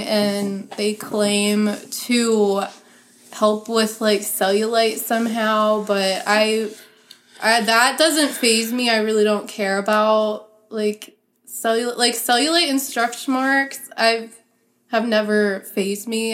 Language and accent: English; Pennsylvania, United States; I grew up in Pennsylvania